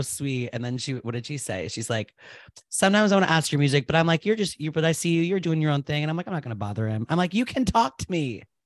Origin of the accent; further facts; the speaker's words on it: Rhode Island, United States; I was born in Rhode Island on Valentine's Day in nineteen eighty-nine